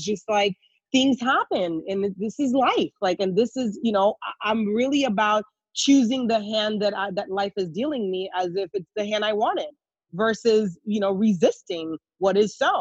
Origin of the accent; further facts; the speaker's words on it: Haiti; moved away; also born or lived in New York; I grew up in Haiti.